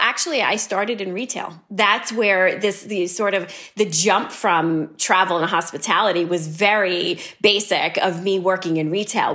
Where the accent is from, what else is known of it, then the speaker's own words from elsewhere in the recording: New York City, New York, United States; when I was a kid growing up in New York City.